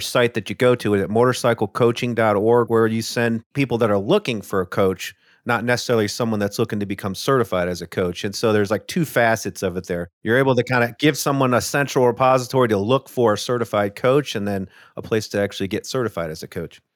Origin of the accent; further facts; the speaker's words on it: Midwest, United States; I grew up in the Midwest